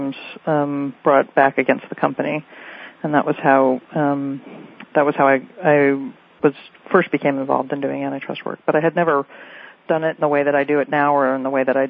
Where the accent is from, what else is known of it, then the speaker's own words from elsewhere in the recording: Berkeley, California, United States; moved away as an adult; also born or lived in Boston / San Francisco / Washington; I grew up in Berkeley